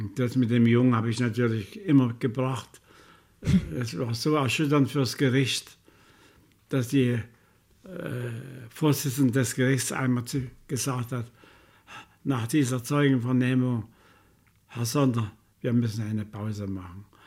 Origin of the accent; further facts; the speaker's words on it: Chemnitz, Saxony, Germany; ich will zurück in meine Heimatstadt